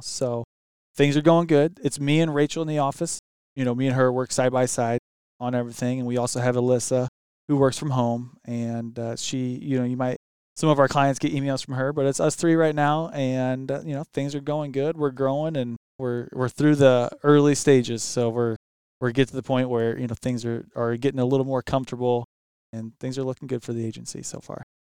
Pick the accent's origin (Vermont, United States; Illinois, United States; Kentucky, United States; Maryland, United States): Illinois, United States; Highland; I grew up actually here in Highland